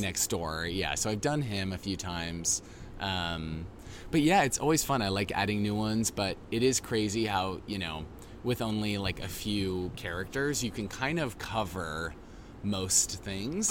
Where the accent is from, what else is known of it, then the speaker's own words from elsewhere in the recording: Boise, Idaho, United States; moved away; I grew up in Boise.